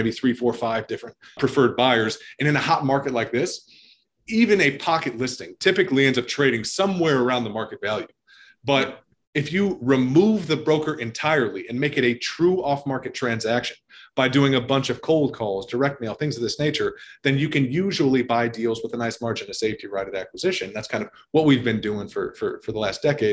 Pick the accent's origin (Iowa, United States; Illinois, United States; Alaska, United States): Illinois, United States; Chicago; originally born and raised in the Chicagoland area